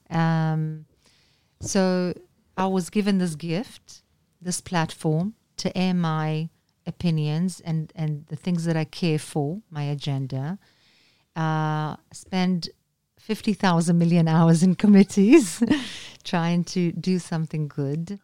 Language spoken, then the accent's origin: English; Israel; Anna min Israel